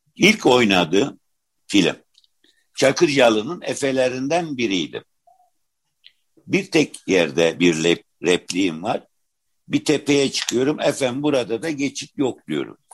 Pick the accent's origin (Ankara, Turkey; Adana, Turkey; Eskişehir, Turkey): Adana, Turkey; moved away as an adult; also born or lived in Istanbul; 46 yılında Adana'da doğdum.